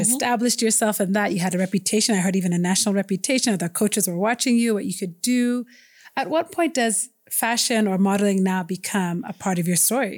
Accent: United States; also born or lived in Ethiopia; I was an immigrant kid growing up in the U S

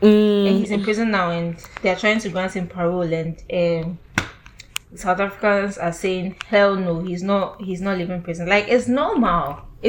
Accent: Ghana; I'm saying Ghana, like, we love God.

